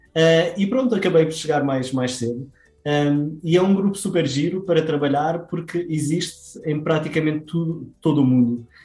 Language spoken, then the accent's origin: Portuguese; Madeira, Portugal; eu sou da Madeira